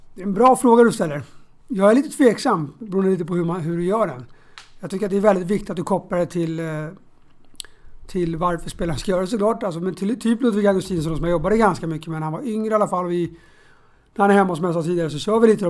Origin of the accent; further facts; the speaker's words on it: Stockholm, Stockholm County, Sweden; jag är från Bromma och spelade själv i BP's knatteskola